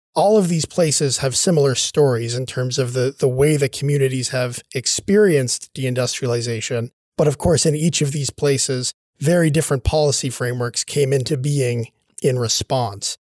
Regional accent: Sydney, Nova Scotia, Canada; I grew up here in Sydney, where I'm now working at Cape Breton University

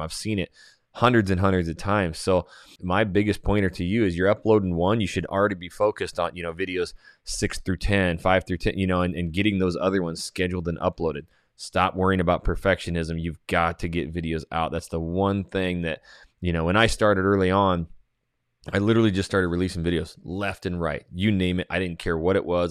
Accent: Coeur d'Alene, Idaho, United States; now in Houston, United States; Coeur d'Alene, Idaho, my hometown

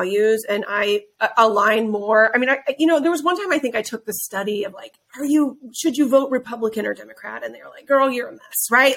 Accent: Midwest, United States; I grew up in the Midwest around people who, you know, they woke up before the sun went up and they went and farmed every day

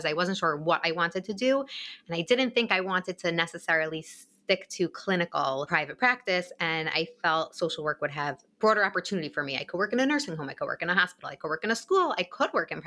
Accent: Woodmere, New York, United States; also born or lived in Long Beach, New York; I was born and raised in Woodmere, New York, where I currently live now as well

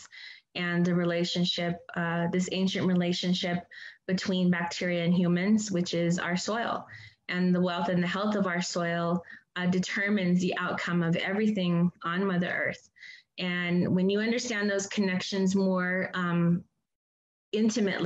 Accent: Hopi, Arizona, United States; moved away; where I'm from Hopi.

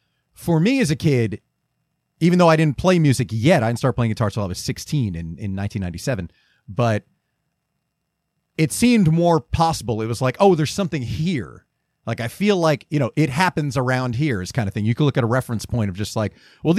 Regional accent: Lakewood, New Jersey, United States; You know, I grew up in Lakewood

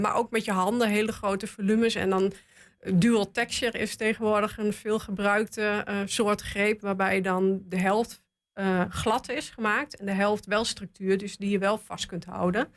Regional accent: Goor, Overijssel, Netherlands; ik kom uit Goor

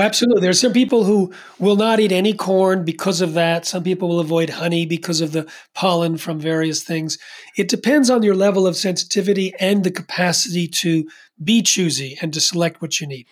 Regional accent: East Coast, United States; I'm from the East Coast

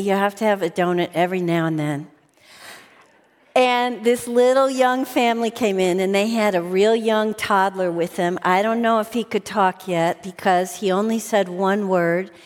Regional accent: outside of Chicago, Illinois, United States; I grew up outside of Chicago

